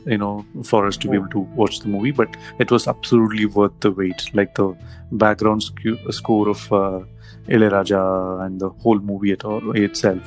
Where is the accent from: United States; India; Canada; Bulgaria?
India; Coimbatore, Tamil Nadu; I grew up in Coimbatore